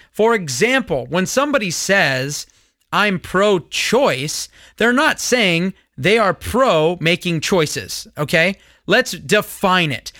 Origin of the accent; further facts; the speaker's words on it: Simi Valley, California, United States; also born or lived in Lancaster, California; I live in Simi Valley. I grew up in Simi Valley